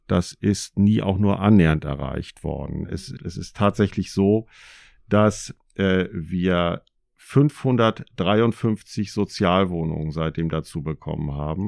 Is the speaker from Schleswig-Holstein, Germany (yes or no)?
yes; Schleswig-Holstein, Germany; moved away as an adult; also born or lived in North Rhine-Westphalia; Vorher bin ich als Schleswig-Holsteiner berufsbedingt nach Nordrhein-Westfalen gegangen für eine Weile